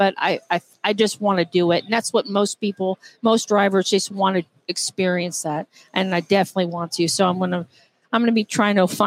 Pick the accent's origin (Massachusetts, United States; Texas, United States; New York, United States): Texas, United States; Austin; moved away as an adult; now in Johnson City, United States; I'm from Austin, Texas. I moved to Johnson City, Tennessee, where I'm living now, about 12 years ago.